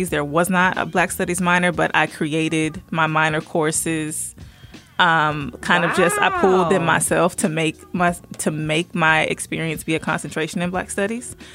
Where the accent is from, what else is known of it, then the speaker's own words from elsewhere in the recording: Virginia, United States; born there; also born or lived in Southern United States; now in Covington, United States; I mm-hmm. was born in Virginia, stayed there for a while, moved around the South, but I settled here in Georgia. Um, in a small city in Covington.